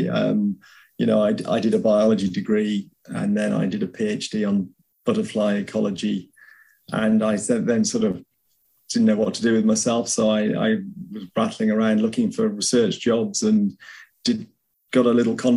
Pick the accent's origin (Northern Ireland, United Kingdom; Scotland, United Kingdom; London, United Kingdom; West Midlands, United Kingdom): West Midlands, United Kingdom; Shropshire; now in South England, United Kingdom; I originated in, I was born up in Shropshire, which most people have never heard